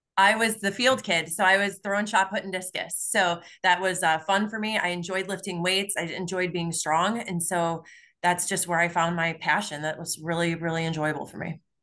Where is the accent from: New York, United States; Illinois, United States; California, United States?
Illinois, United States; Palos Hills; I grew up in a south side suburb of Chicago. So I grew up in Palos Hills